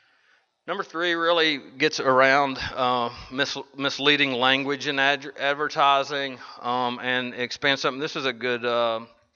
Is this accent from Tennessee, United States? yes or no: yes; Nashville, Tennessee, United States; Vanderbilt University Hospital is right in my hometown.